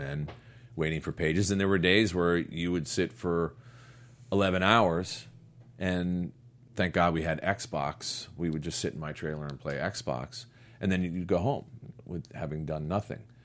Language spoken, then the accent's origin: English; United States; also born or lived in Connecticut; I'm from New York and Connecticut.